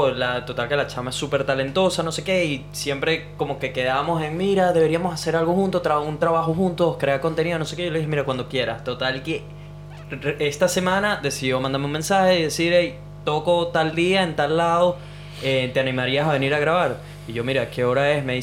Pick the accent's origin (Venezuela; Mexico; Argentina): Venezuela; moved away; ¿Qué piensan de nosotros como venezolanos?